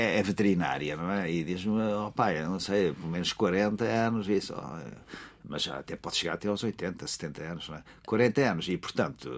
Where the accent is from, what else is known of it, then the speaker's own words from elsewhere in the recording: Alentejo, Portugal; no Alentejo, na, na, minha terra